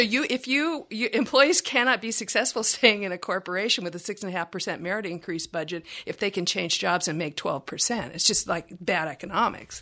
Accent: Texas, United States; I'm from Texas

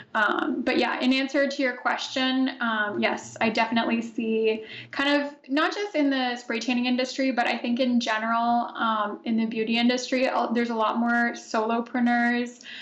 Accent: Canada; also born or lived in Italy; I myself am Canadian, so I'm recording this from Ottawa, Ontario. I just moved back to Canada from Italy, so I was there for four years

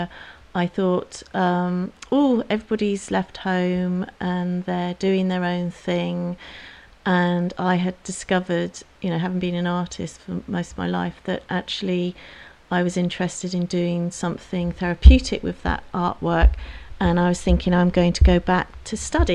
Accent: Dartmoor, South West England, United Kingdom; I grew up on Dartmoor, and my one ambition was to stay on Dartmoor

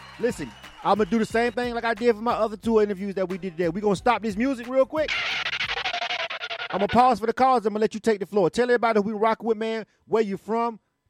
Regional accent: Panama City, Florida, United States; I'm from the South. I'm born and raised in Florida. I'm right from Panama City, Florida, about a 45-minute to an hour drive from Dothan. I grew up going back and forth to Dothan, Alabama, most of my life

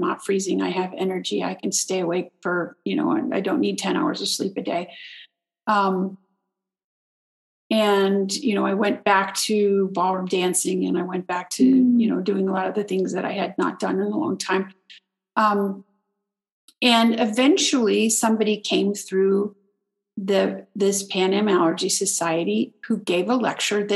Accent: Texas, United States; I'm in the same hometown. I'm back in my hometown

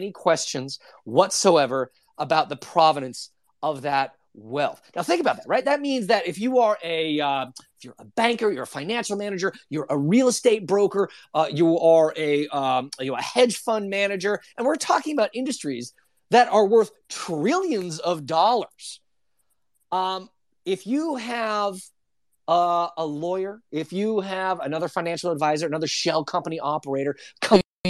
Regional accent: United States; speaking as an American, as someone who focuses much of his work on the United States of America

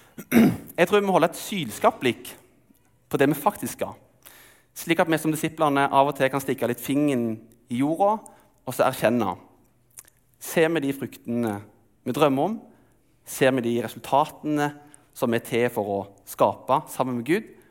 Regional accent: Telemark, Norway; moved away; Jeg er oppvokst i Telemark, og der er det ikke sjø, men det er fiskevann.

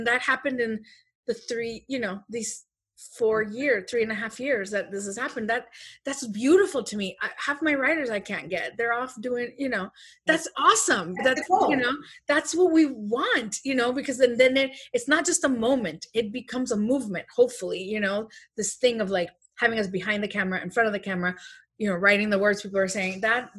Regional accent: Chicago, Illinois, United States; Since 2005, I've known him. We're from Chicago.

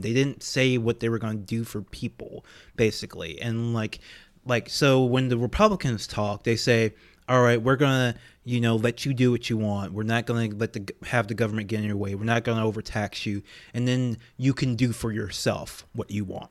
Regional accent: Louisiana, United States; I'm from Louisiana

